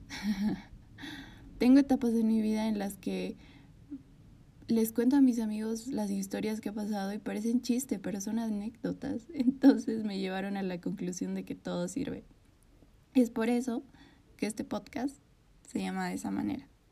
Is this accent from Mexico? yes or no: no; Bolivia; Soy de Bolivia.